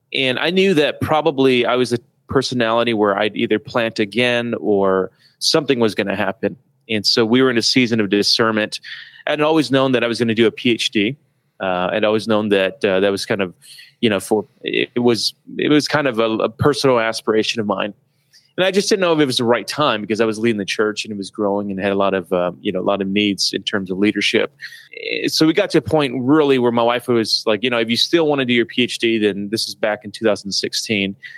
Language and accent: English; Detroit, Michigan, United States; I grew up in Detroit